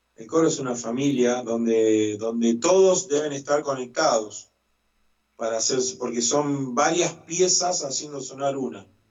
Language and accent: Spanish; Las Parejas, Santa Fe, Argentina; now in El Trébol, Argentina; En las parejas, en mi ciudad natal